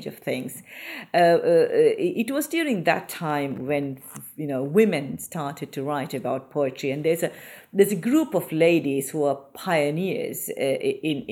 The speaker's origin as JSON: {"language": "English", "country": "Maldives", "tie": "born or raised there", "moved": "as an adult", "lives_now": "United Kingdom", "said": "I was born in the Maldives and I spent my school, I did my schooling there"}